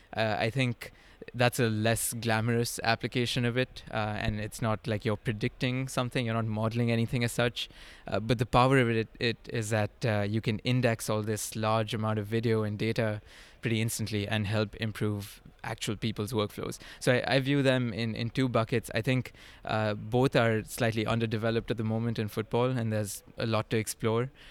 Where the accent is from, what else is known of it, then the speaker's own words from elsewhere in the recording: India; moved away as an adult; also born or lived in upstate New York; I grew up in India